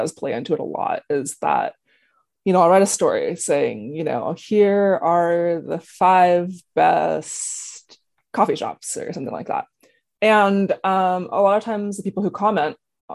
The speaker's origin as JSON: {"language": "English", "area": "Bay Area", "region": "California", "country": "United States", "tie": "born or raised there", "said": "I grew up in the Bay Area"}